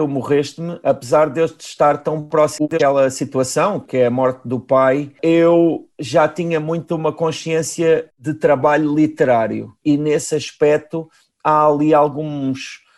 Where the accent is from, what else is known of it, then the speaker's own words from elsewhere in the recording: Galveias, Portalegre District, Portugal; eu nasci em Galveias